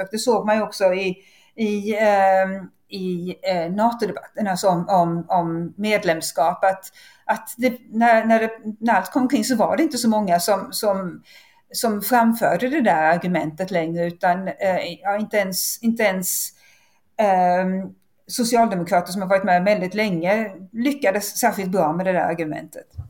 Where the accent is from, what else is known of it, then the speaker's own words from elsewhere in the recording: Sweden; som vanlig svensk